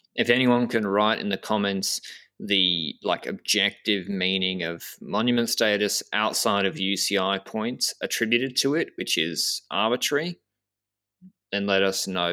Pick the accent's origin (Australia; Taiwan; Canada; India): Australia; I'm a, I'm a from Australia